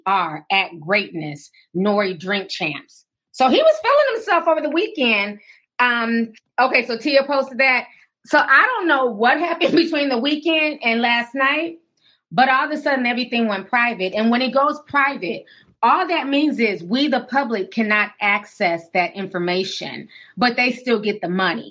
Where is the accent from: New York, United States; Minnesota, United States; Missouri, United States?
Minnesota, United States; Minneapolis; also born or lived in St. Paul; coming from the Twin Cities, growing up in Minneapolis and St. Paul